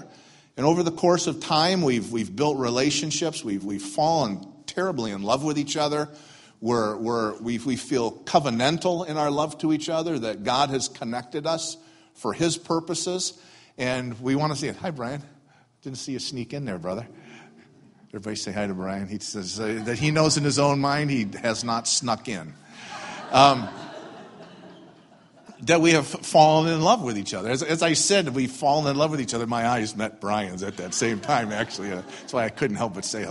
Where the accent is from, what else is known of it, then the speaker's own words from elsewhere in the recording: Detroit, Michigan, United States; moved away as an adult; now in Maine, United States; I grew up in South Detroit, kind of a rough part of the world